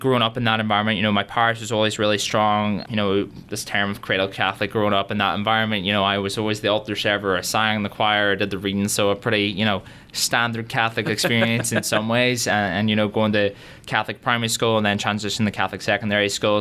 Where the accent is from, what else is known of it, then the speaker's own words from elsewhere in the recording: Derry, Northern Ireland, United Kingdom; moved away as an adult; now in Notre Dame, United States; I grew up in Derry, Northern Ireland, so people always sort of get confused about the accent